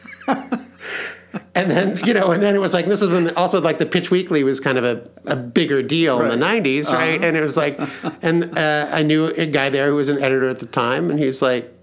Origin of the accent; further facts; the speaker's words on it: Leawood, Kansas, United States; growing up in Leawood, Kansas